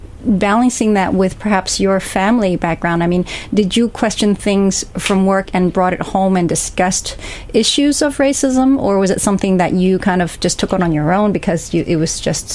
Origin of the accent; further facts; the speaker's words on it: San Francisco, California, United States; also born or lived in Hong Kong; I grew up in San Francisco and Hong Kong, but tracing, as you know, of my documentary project, my grandmother's family grew up in the Deep South